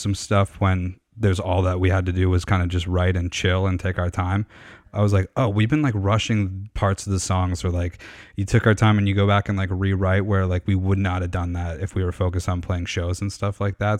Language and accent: English; Canada; I'm, I'm from Canada.